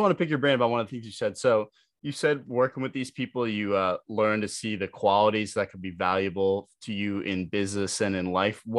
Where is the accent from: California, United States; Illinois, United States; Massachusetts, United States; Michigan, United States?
Massachusetts, United States; I'm from Massachusetts, man.